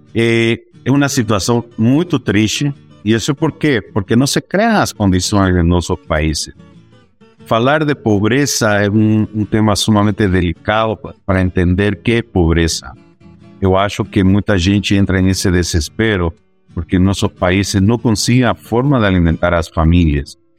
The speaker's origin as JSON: {"language": "Portuguese", "country": "Bolivia", "tie": "born or raised there", "second_language": "Portuguese", "moved": "as an adult", "lives_now": "Brazil", "said": "eu sou boliviano de nascimento, mas latino-americano já de, de exercício, não? Estou já 22 anos fora da Bolívia"}